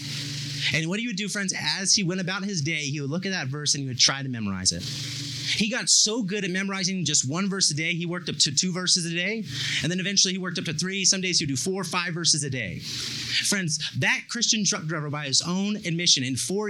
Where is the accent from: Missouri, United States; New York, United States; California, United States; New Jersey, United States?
California, United States; Bakersfield; I'm from Bakersfield, and Bakersfield has a very big dairy industry, and I lived on the south side of town